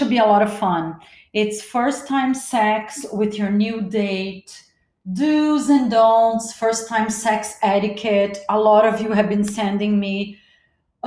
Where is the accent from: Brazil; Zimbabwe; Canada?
Brazil; also born or lived in Los Angeles, United States; now in Miami, United States; I was born in Brazil